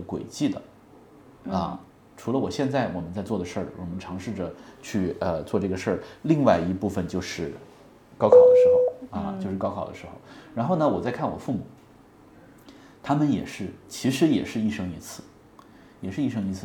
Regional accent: Hunan, China; moved away; 那我是湖南人

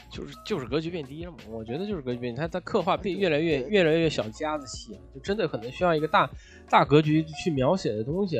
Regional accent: China; 我们中国人

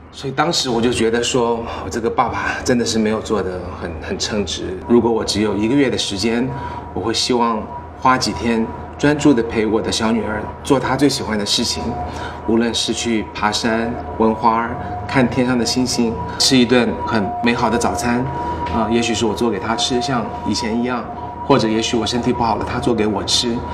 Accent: United States; 我在美国长大不会忘记我的中文

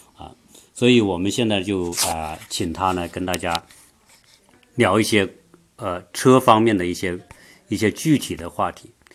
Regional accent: China; now in United States; 作为我们中国人来说

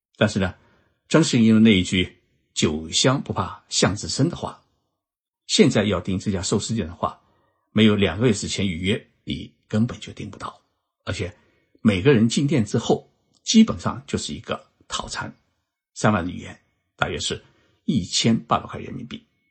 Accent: China; now in Japan; 能够在我们中华人民共和国成立七十周年之前到日本研修考察

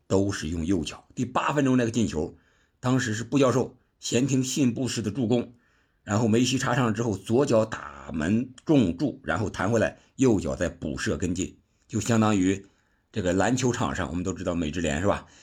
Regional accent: China; 我们中国人

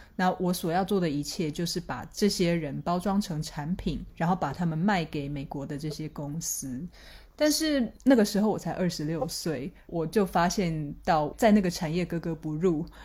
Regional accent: Taiwan; accent: Taiwanese; 听我的口音就知道我是台湾人

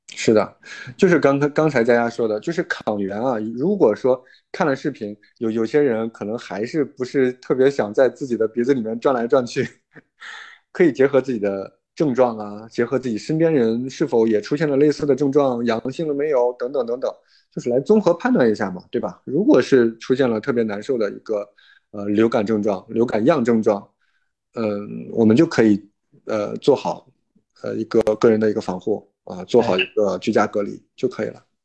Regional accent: Henan, China; moved away; 我最近确实一直在非常的关注我老家，我是父母那边的

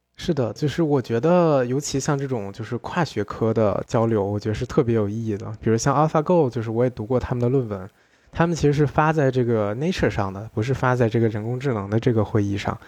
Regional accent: China; 我们中国人概念里面的商人

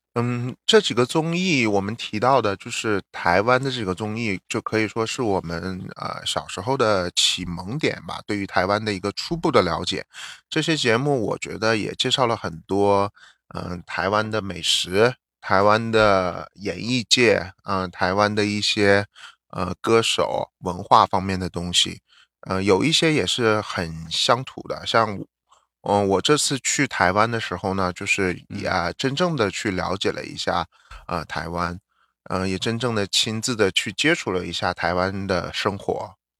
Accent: northern China, China; first language Mandarin; now in United States; 我们 ，嗯，出生的地方，北方城市区

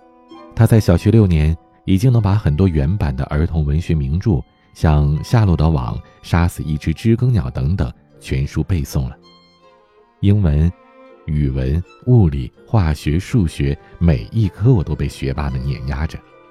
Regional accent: Beijing, China; 我是一个土生土长的北京孩子，小的时候在家门口一所普通的小学，真的是无忧无虑、天真烂漫，玩了整整六年。

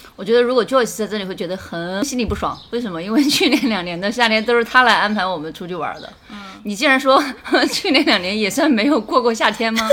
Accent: Hunan, China; 我们是作为湖南人

